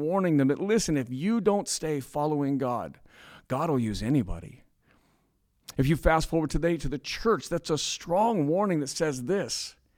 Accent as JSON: {"language": "English", "country": "United States", "said": "we're American"}